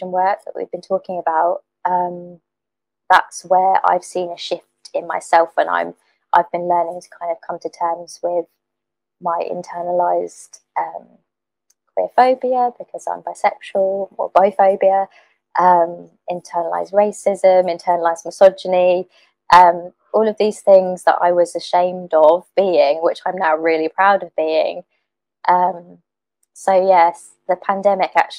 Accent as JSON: {"language": "English", "area": "Suffolk", "region": "East of England", "country": "United Kingdom", "tie": "born or raised there", "also_born_or_lived": "Ipswich", "said": "where I grew up. It was a very white, tiny village in Suffolk"}